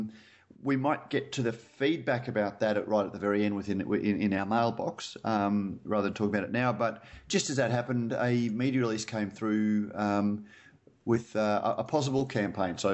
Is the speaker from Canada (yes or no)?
no; Queensland, Australia; I'm a Queenslander